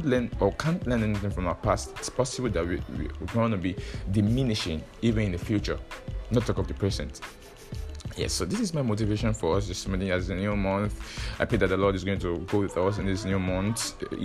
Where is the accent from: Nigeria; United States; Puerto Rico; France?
Nigeria; I understand the frustration of being a Nigerian